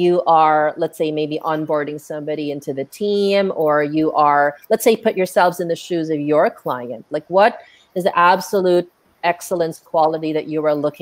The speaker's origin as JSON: {"language": "English", "country": "Philippines", "said": "our habits and behaviors as Filipino freelancers"}